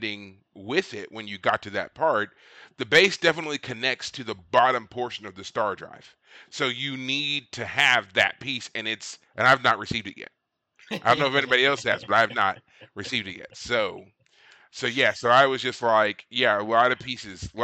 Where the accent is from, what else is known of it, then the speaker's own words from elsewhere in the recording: Kentucky, United States; now in Austin, United States; my home state of Kentucky